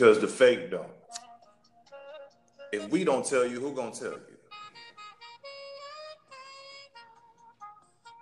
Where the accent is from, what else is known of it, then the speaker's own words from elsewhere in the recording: Florida, United States; I'm from Florida.